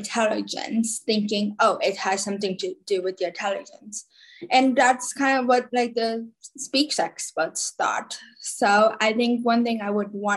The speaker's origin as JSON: {"language": "English", "region": "New Jersey", "country": "United States", "tie": "born or raised there", "also_born_or_lived": "Khabarovsk, Russia", "said": "I live in New Jersey. And this September, I will be a senior. I was adopted from Khabarovsk, Russia, when I was about 2.5 years old"}